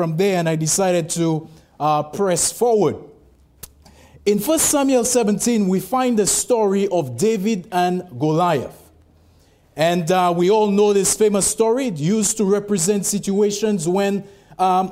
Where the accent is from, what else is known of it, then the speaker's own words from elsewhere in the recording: St. Lucia; moved away; I'm actually originally from the West Indies, from St. Lucia.